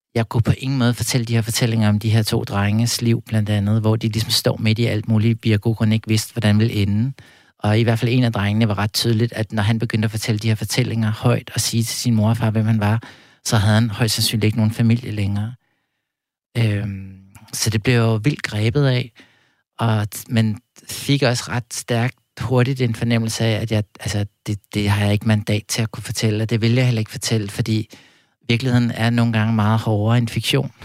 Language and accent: Danish; Copenhagen, Capital Region of Denmark, Denmark; jeg voksede op ude på Amager